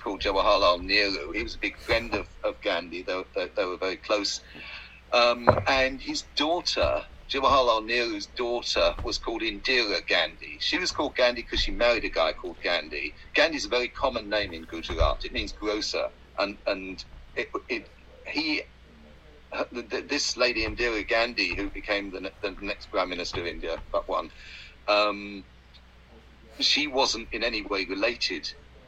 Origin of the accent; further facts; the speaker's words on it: England, United Kingdom; we're English